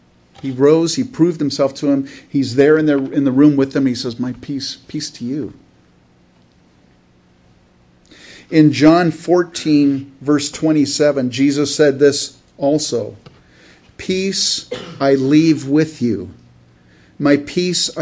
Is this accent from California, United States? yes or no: yes; California, United States; I grew up in California where there's rattlesnake